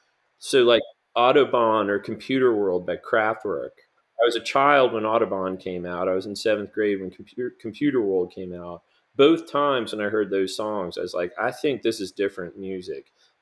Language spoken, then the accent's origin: English; Chapel Hill, North Carolina, United States; I grew up in Chapel Hill in the 1990s